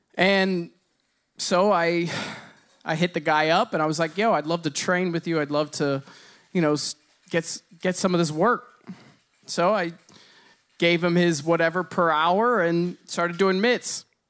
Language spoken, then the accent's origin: English; Bloomington, Indiana, United States; I grew up in Bloomington, Indiana